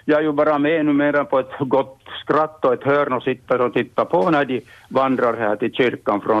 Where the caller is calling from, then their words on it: Oulu, North Ostrobothnia, Finland; jag ringer från Uleåborg